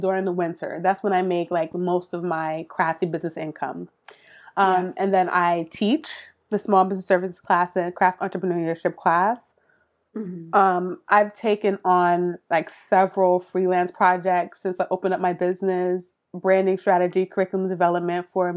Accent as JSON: {"language": "English", "town": "New York City", "region": "New York", "country": "United States", "tie": "born or raised there", "also_born_or_lived": "Miami", "said": "I was born in Miami, but we moved to New York when I was like three or four. And so I grew up in Brooklyn."}